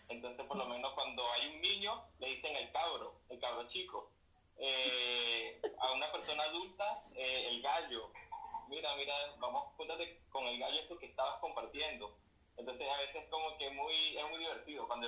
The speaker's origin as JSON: {"language": "Spanish", "country": "Venezuela", "moved": "yes", "lives_now": "Chile", "said": "Yo, estoy en Chile, pero yo soy de Venezuela"}